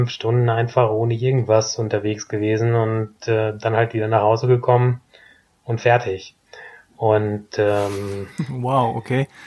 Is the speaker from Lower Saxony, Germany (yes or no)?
no; Herford, North Rhine-Westphalia, Germany; in Elverdissen oder Herford, also kleines Dorf daneben.